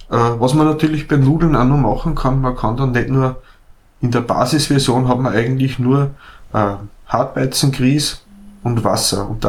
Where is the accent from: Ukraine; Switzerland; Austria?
Austria; in Norditalien werden Spaghetti, so wie bei uns